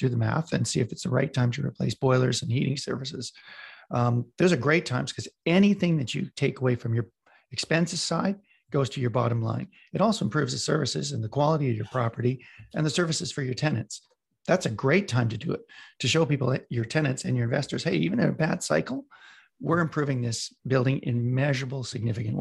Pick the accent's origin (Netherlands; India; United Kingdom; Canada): Canada; Western Canada; I'm from Western Canada.